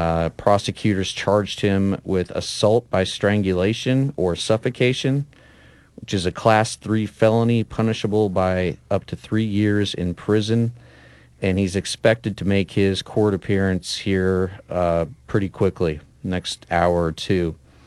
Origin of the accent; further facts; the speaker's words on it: Lincoln, Nebraska, United States; moved away; Lincoln's my hometown.